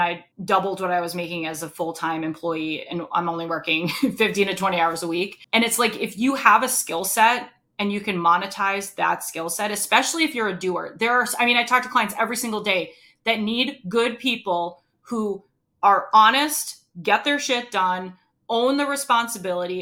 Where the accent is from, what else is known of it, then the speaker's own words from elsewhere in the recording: Rhode Island, United States; moved away; I'm originally from Rhode Island